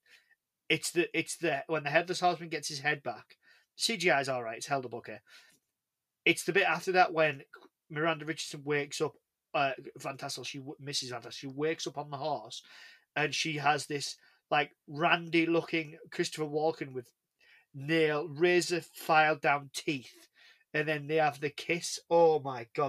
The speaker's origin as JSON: {"language": "English", "region": "England", "country": "United Kingdom", "said": "I'm English."}